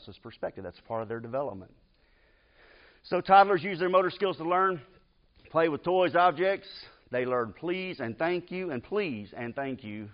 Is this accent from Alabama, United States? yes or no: yes; Decatur, Alabama, United States; I grew up in Decatur.